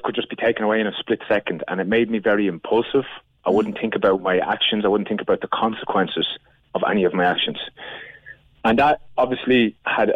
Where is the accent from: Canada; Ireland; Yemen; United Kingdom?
Ireland; moved away as an adult; also born or lived in Australia; I was gone from Ireland for about 8-9 years.